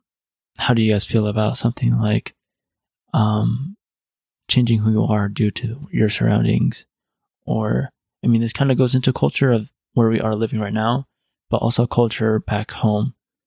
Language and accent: English; United States; growing up in America and growing up unable to even speak your own language in stores